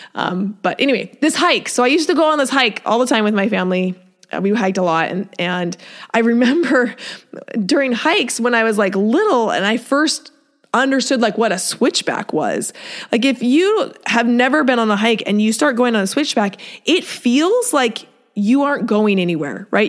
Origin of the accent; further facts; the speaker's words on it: Seattle, Washington, United States; moved away; I grew up in Seattle